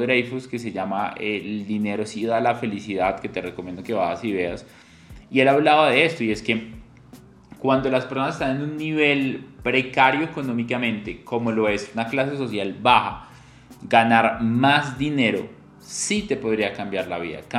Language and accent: Spanish; Colombia; mi país, Colombia